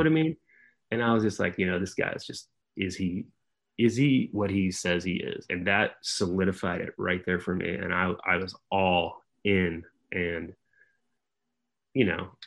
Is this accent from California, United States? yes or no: yes; San Jose, California, United States; moved away as an adult; I was from San Jose